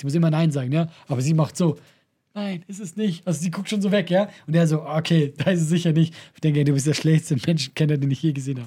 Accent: Switzerland; als Schweizer

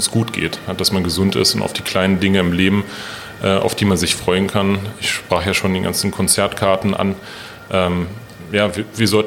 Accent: Berlin, Germany; Ja, die haben schon eine schlotterige Art, aber ich bin selber Berliner

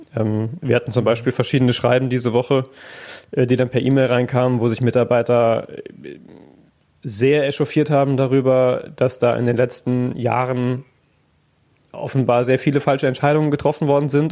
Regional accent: Neunkirchen, North Rhine-Westphalia, Germany; now in Essen, Germany; ich habe halt nie ein Krankenhaus gehabt, wo ich aufgewachsen bin, innerhalb von zehn Kilometern Reichweite

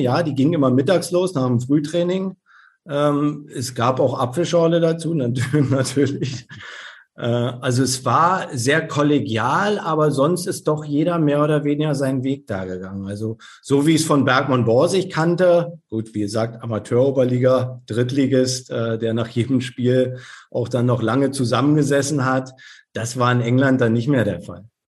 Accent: Berlin, Germany; moved away as an adult; also born or lived in Leverkusen / Hamburg / Birmingham; now in Rostock, Germany; Ich bin gebürtiger Berliner.

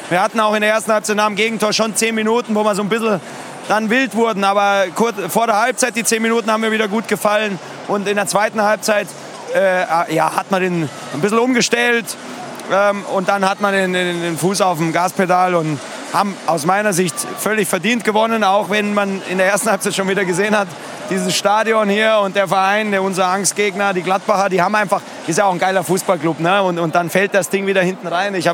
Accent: Aachen, North Rhine-Westphalia, Germany; Also ich komme ja aus Aachen

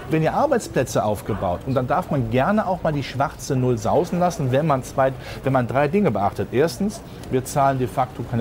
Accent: Rhineland, Germany; Ich bin Rheinländer, ich finde Karneval toll

